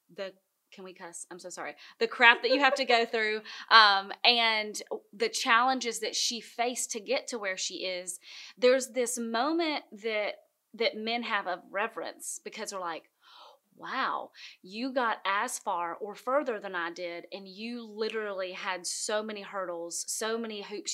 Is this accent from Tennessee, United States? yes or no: yes; Gainesboro, Tennessee, United States; now in Nashville, United States; I am from Gainesboro, Tennessee.